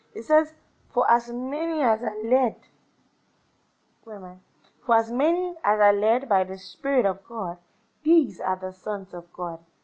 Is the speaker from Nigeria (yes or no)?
yes; Nigeria; I'm Nigerian. No matter what I do, I'm Nigerian